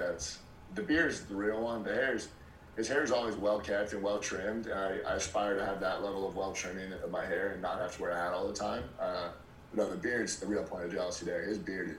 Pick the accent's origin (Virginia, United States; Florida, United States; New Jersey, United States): Virginia, United States; Virginia Beach; moved away as an adult; now in Columbia, United States; I grew up in Virginia Beach, Virginia